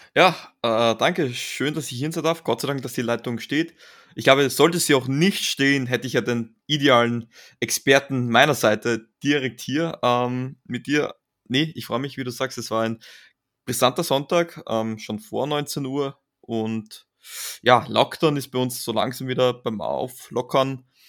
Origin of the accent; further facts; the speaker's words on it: Austria; als Österreicher